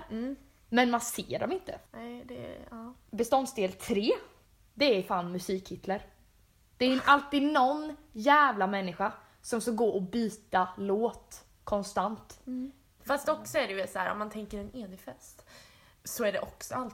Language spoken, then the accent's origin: Swedish; Jönköping, Jönköping County, Sweden; born or raised there